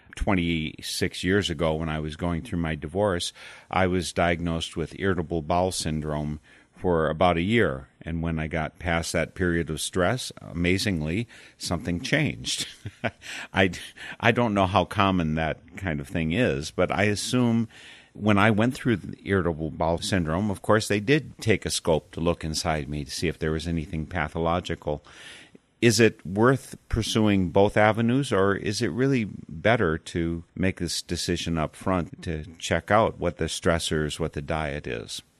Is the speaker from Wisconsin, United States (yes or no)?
yes; Darlington, Wisconsin, United States; I was born in Darlington, Wisconsin